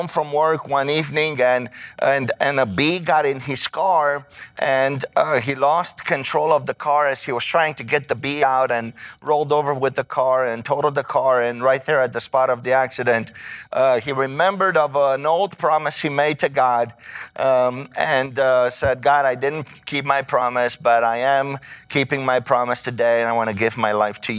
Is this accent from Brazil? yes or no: no; Romania; moved away as an adult; now in United States; I grew up in Romania, the country of Romania, which was a communist country for 45 years